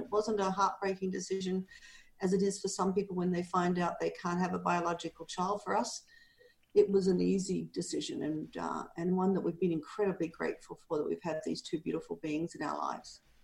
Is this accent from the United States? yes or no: no; Australia; moved away as an adult; also born or lived in Canada; now in Panajachel, Guatemala; I'm Australian, and I am 67 years old, and I live in Guatemala, in Panajachel, Guatemala.